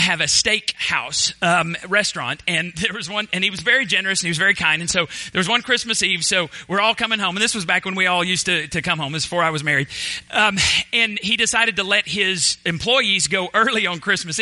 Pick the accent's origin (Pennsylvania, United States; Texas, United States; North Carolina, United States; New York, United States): Texas, United States; Borger; moved away as an adult; also born or lived in Waco, Texas; now in Palestine, United States; my hometown, Borger, Texas